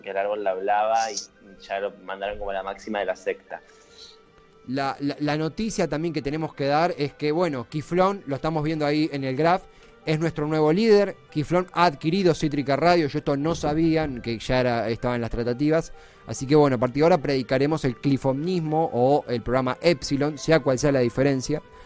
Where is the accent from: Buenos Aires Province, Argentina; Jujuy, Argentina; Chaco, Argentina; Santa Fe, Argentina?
Buenos Aires Province, Argentina; Lanús; Nací en Lanús